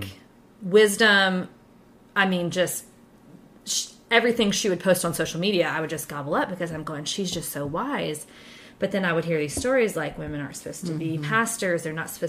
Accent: Ohio, United States; moved away; also born or lived in Bible Belt; I'm actually from the North as well, ironically. I'm an Ohioan

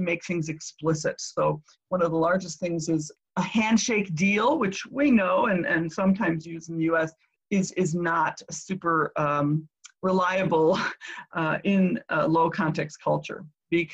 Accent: United States; also born or lived in Japan

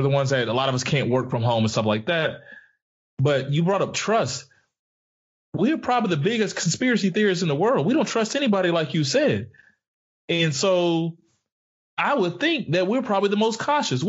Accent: Pensacola, Florida, United States; I pray for my hometown. I pray for Pensacola.

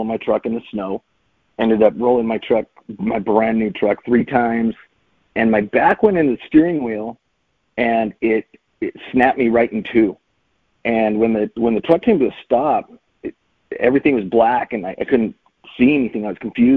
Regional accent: Utah, United States; born and raised in Utah

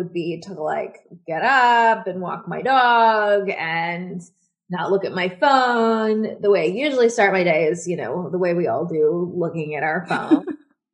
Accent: Washington, District of Columbia, United States; moved away as an adult; also born or lived in Buenos Aires, Argentina; I'm from Washington, D.C., and I live

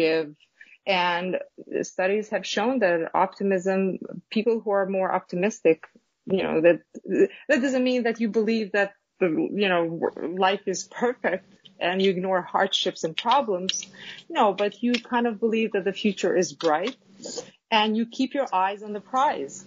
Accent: Kosovo; now in New York, United States; originally I am from Kosovo. It's a small country in Southeastern Europe.

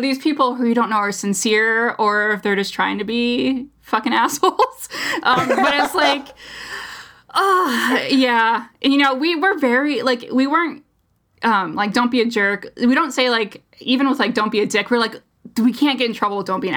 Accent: United States; as an American through and through

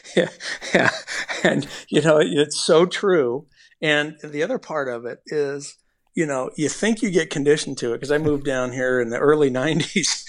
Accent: Bay Area, California, United States; now in Phoenix, United States; we're both from the Bay Area, we're both, both, uh, you know, Bay Area guys

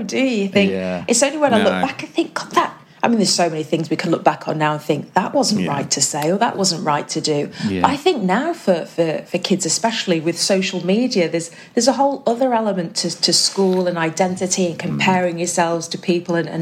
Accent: Manchester, North West England, United Kingdom; also born or lived in Cheshire; I grew up in Manchester when I was really young, and then moved over to Cheshire when I was kind of probably around 9-10 years old.

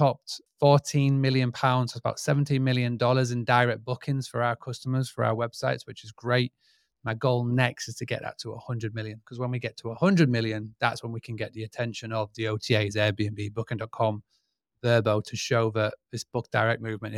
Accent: Scarborough, Yorkshire and the Humber, United Kingdom; I'm from United Kingdom, England, from a little town called Scarborough. And basically, who am I and what do I do? So I was born pretty much in this game of hospitality. I grew up on a 200-acre farm stay, bed and breakfast in the United Kingdom.

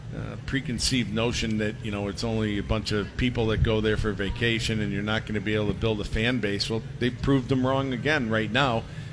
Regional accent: Massachusetts, United States; You know, I'm from Massachusetts, and we thought that we had a pretty good model going there.

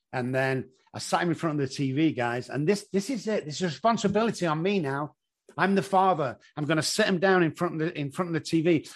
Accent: Manchester, North West England, United Kingdom; moved away as an adult; now in San Antonio, United States; I come from Manchester in England

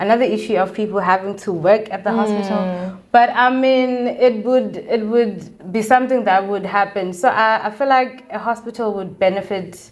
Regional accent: Ngcobo, Eastern Cape, South Africa; now in Cape Town, South Africa; I'm from Engobo, a town in the Eastern Cape. And yeah, that is me. I grew up there, and I've been in Cape Town for 7 years

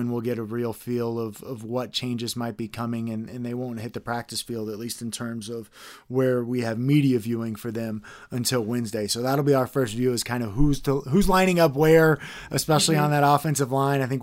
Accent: Texas, United States; growing up in Texas

